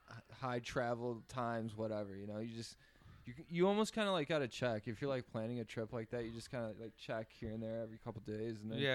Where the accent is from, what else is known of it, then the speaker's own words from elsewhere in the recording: United States; And I'm like, the States.